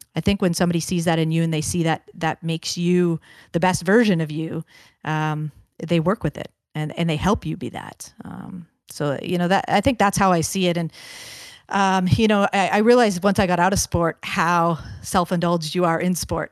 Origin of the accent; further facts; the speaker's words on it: Kingston, Ontario, Canada; also born or lived in Brampton, Ontario; Kingston, Ontario is a, a great hockey town, as I'm, I'm sure you know, with the, the names of, uh, Doug Gilmour and Kirk Muller and Don Cherry and all these infamous guys that have had such a huge impact on the game. Uh, so grew up within